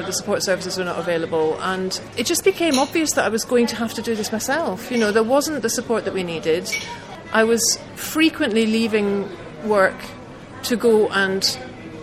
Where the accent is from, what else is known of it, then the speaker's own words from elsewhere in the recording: Glasgow, Scotland, United Kingdom; I grew up in Glasgow in the 1970s